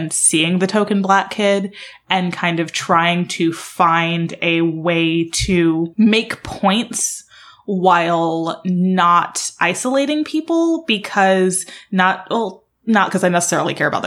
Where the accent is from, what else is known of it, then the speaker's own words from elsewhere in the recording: Alabama, United States; moved away; I grew up in Alabama in a town that's kind of an even mix of Black and white